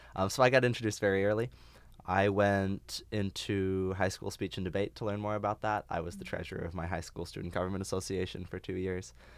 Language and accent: English; Phoenix, Arizona, United States; moved away; I'm from Phoenix, Arizona